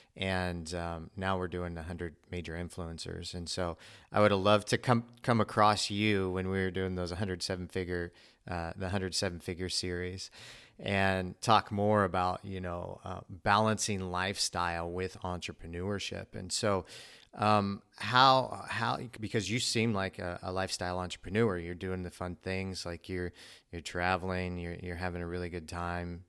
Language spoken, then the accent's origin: English; Missouri, United States; I grew up in Missouri